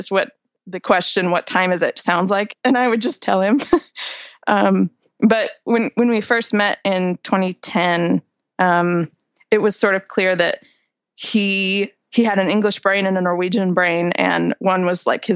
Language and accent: English; Great Falls, Montana, United States; raising a family in my hometown in Great Falls, Montana